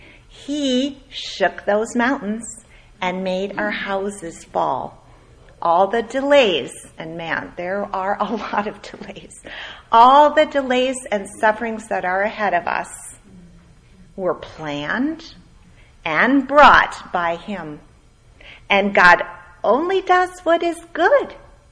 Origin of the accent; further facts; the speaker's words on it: Minnesota, United States; born there; moved away; also born or lived in Edmonton, California, United States / Ontario, California, United States; I grew up in cold country. Okay, I was born in Minnesota. We lived there. We moved to Edmonton, Alberta, 40 below, typically. And then we moved to Ontario, Canada.